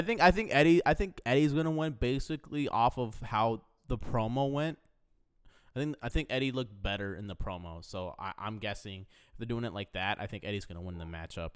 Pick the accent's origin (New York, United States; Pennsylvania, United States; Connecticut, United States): New York, United States; Yonkers; Fair enough. Hey man, that's I'm from Yonkers.